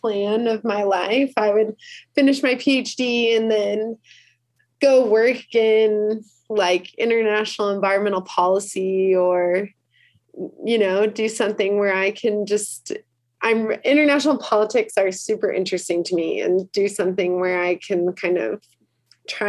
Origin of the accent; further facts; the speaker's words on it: Chicago, Illinois, United States; also born or lived in South Florida; now in Utah, United States; I grew up in Chicago